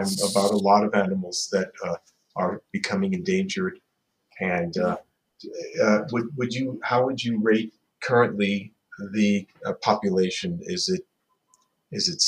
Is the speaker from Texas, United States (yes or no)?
no; New York City, New York, United States; now in Nevada, United States; When I grew up in New York City